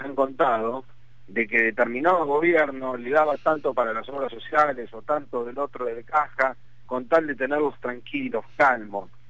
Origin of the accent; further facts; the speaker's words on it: Argentina; mi país